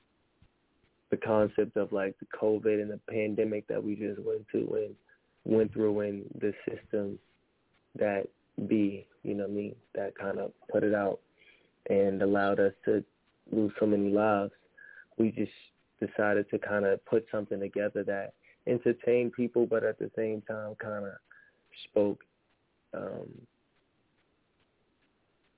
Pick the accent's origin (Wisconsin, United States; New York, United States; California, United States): New York, United States; New York City; I'm from Harlem